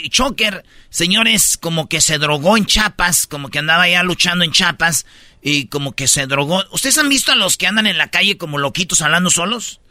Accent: Michoacán, Mexico; moved away; allá en, en Michoacán, en mi pueblo

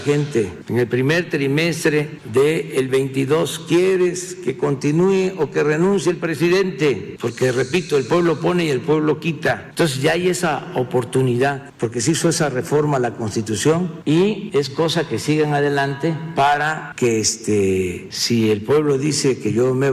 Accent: Mexico; Nosotros no somos chairo, no somos fifís, no somos chuflanos, somos mexicanos

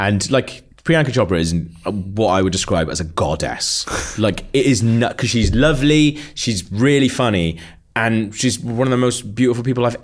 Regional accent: Wales, United Kingdom; I'm from Wales

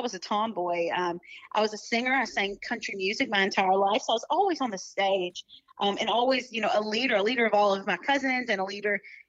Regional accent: Union County, Western Kentucky, United States; I grew up in Western Kentucky. It was literally in the middle of nowhere. It's called Union County

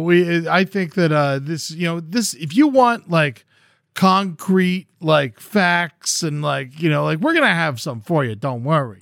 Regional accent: Florida, United States; I was born and raised in Florida

